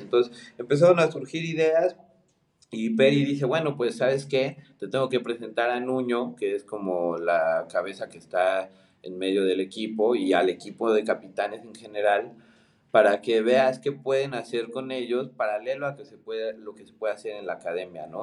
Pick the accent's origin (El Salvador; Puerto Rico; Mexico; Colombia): Mexico; also born or lived in Argentina; soy mexicano, soy diseñador